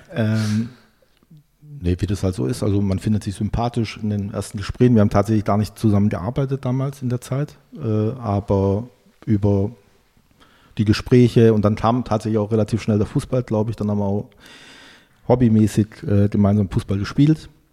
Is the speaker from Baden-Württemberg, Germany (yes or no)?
yes; Brackenheim, Baden-Württemberg, Germany; moved away as an adult; now in Berlin, Germany; Ich komme ja aus Süddeutschland, aus Heilbronn, genauer aus einer sehr idyllischen Region, dem Zabergäu, äh, aus dem Ort Brattenheim.